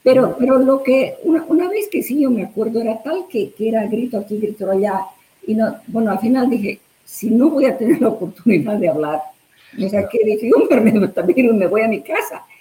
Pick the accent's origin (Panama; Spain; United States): United States; En serio, yo soy americana, soy patriota, eh, amo a este país